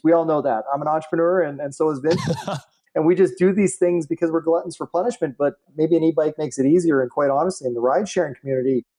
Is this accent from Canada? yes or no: yes; Canada; being Canadian